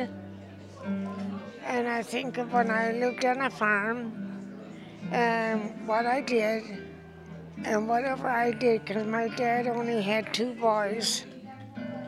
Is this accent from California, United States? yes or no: no; Lowell, Wisconsin, United States; Lowell, Wisconsin. That's where I was born.